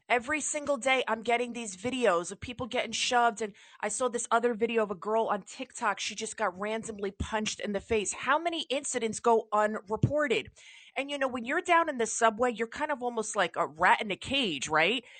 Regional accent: New York, United States; I'm a New Yorker

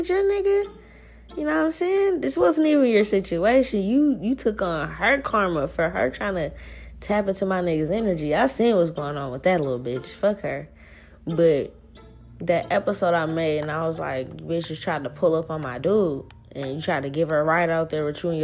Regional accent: New Orleans, Louisiana, United States; now in Seattle, United States; I'm not even from Seattle, dog. Like, I'm from New Orleans

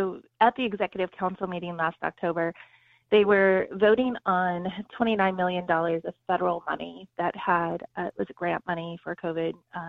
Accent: Southern California, United States; moved away; I grew up in Southern California.

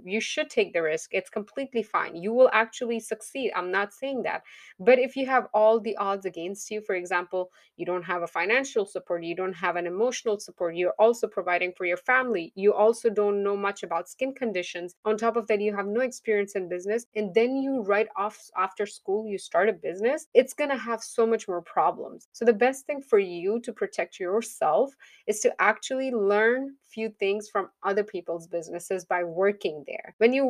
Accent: Pakistan; moved away as an adult; now in United States; Now, when I came to US, I was licensed from Pakistan. I did have my certification there. We don't have licenses there. We have certifications there.

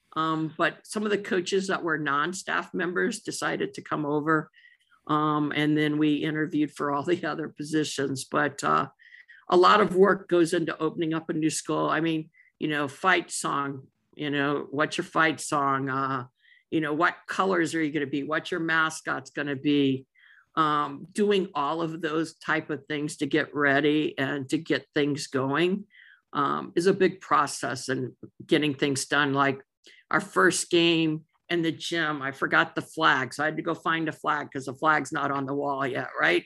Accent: outside of Saint Louis, Missouri, United States; moved away as an adult; also born or lived in Jonesboro, Arkansas / Texas / Florida / New Mexico; now in Oregon, United States; I was raised, uh, in a small community right outside of Saint Louis

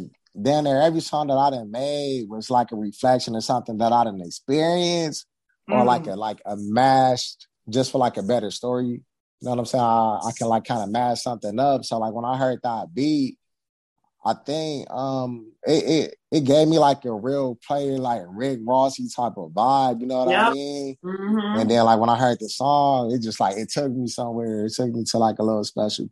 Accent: Southern California, United States; I'm from California. Yes, I am. Southern California

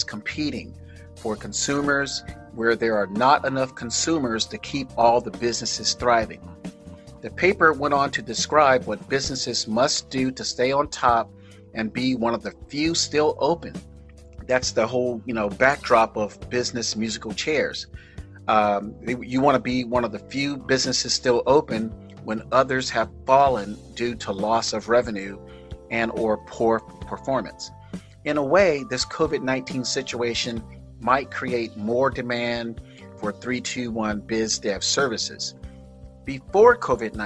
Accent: South Florida, United States; My hometown people in South Florida

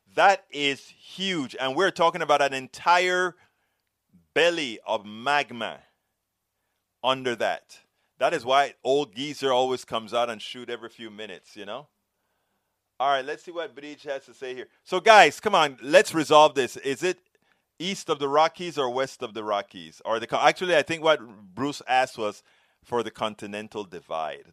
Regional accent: Panama; I'm from Panama

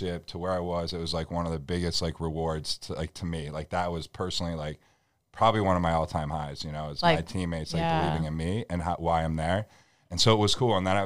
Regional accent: Buffalo, New York, United States; moved away as an adult; also born or lived in Columbus; now in Boston, United States; We're from Buffalo, New York

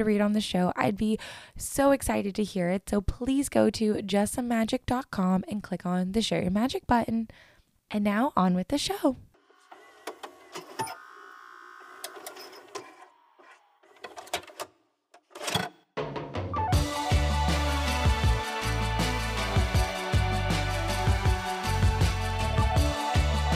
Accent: East Coast, United States; I grew up on the East Coast

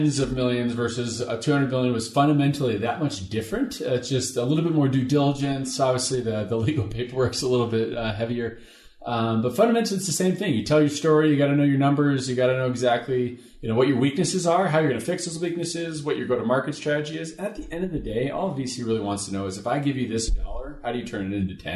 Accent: Seattle, Washington, United States; moved away as an adult; now in Salt Lake City, United States; I'm from Seattle. Moved to Salt Lake about 3.5 years ago

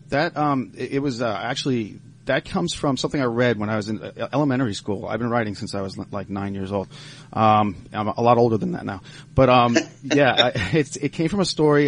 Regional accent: Cooperstown, New York, United States; also born or lived in Long Island, New York; now in Pittsburgh, United States; when I was a kid and growing up in Cooperstown, uh, well, I did a lot of growing up there

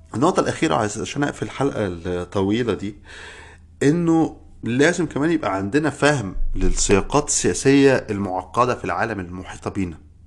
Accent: Egypt; moved away as an adult; now in United States; انا من مصر

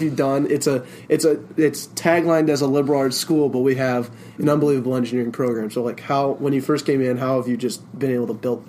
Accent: Denver, Colorado, United States; moved away as an adult; I'm from Denver

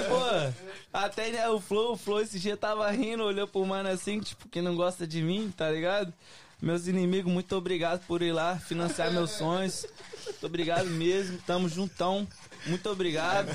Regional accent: Belo Horizonte, Minas Gerais, Brazil; also born or lived in Oakland; now in United States; sou cria de BH

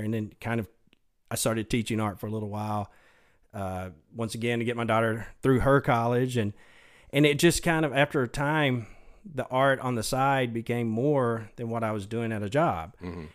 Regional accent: Mesquite, Texas, United States; also born or lived in Dallas; I was born in, in Dallas at Baylor Hospital, but yeah, I grew up in Mesquite. Um, actually still live there

